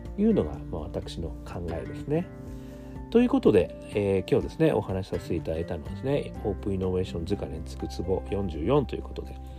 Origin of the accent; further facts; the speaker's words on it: Hokkaido, Japan; どさんこ